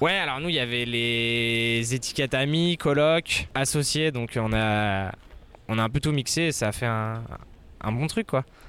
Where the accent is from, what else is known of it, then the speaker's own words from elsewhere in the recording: Annemasse, Auvergne-Rhône-Alpes, France; moved away as an adult; also born or lived in Mexico / Spain; Je suis d'Annemasse, je suis né ici